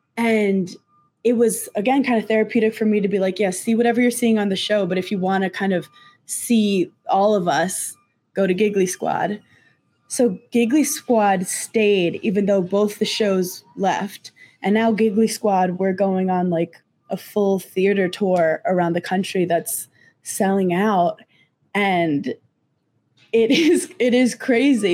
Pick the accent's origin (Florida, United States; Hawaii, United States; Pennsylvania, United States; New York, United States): New York, United States; Brooklyn; I'm from Brooklyn